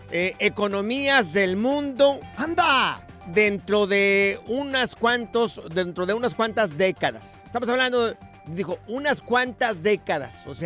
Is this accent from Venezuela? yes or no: no; Argentina; Eh, ya el hecho de, compartir una, una, competencia y como argentino, eh, Dios quiera, Dios quiera que se nos dé la chance de poder cruzarnos y, eliminarlos.